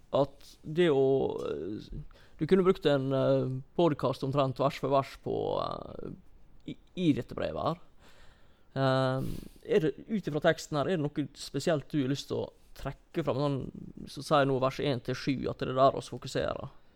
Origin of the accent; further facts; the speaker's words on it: Norway; som nordmenn